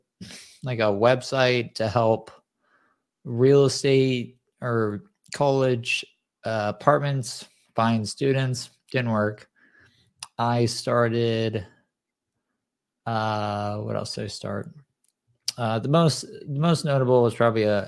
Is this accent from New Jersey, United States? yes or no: no; Southern California, United States; I grew up in Southern California.